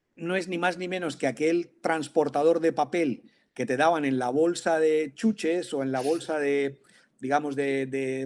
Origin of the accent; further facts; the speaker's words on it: Valencian Community, Spain; aquí yo soy valenciano